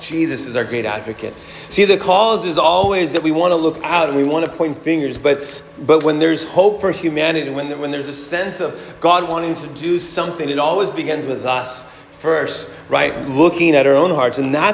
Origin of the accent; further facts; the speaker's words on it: United States; we as American citizens